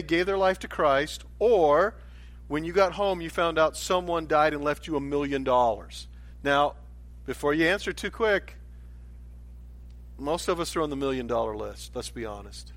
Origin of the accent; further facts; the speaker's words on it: United States; I grew up in America